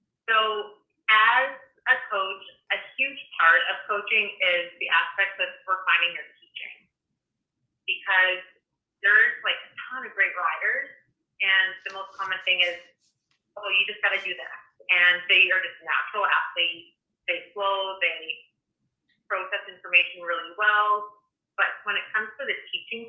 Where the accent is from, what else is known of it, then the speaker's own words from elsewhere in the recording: Canmore, Alberta, Canada; I grew up also in Canmore, Alberta